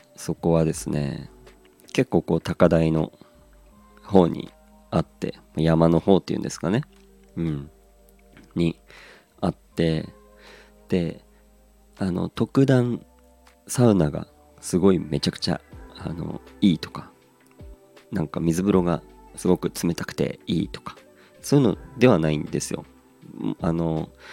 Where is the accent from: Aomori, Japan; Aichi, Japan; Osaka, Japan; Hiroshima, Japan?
Aomori, Japan; moved away; 地元が青森